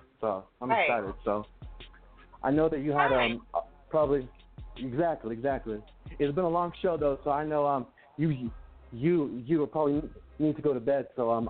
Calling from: New Mexico, United States; I'm calling from New York. No, I'm just kidding. New Mexico.

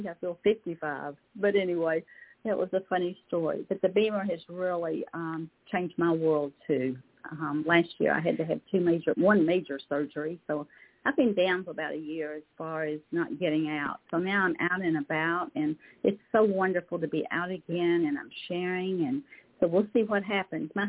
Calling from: Lexington, Kentucky, United States; in Lexington, Kentucky.

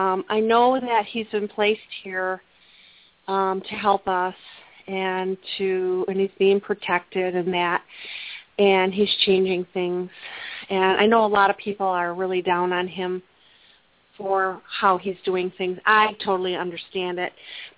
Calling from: Plymouth, Michigan, United States; I am from Plymouth, Michigan.

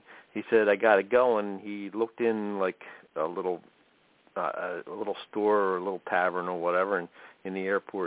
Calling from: Coplay, Pennsylvania, United States; I'm calling from Pennsylvania, Copley

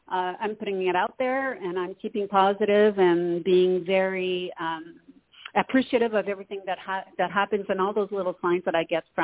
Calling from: Canada; Hello, Toni. … from Canada.

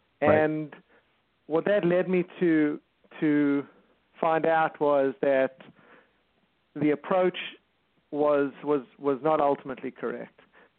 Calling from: California, United States; I'm calling from Southern California. We have an office in Torrance.

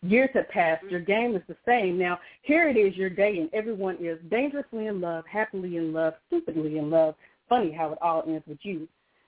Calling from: Kentucky, United States; Hello, this is …, calling from Kentucky.

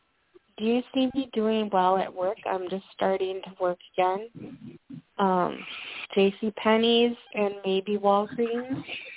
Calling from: Minnesota, United States; I'm calling from Minnesota.

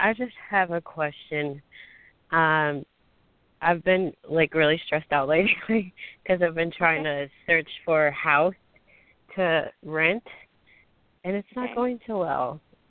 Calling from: Jacksonville, Florida, United States; Jacksonville, Florida.

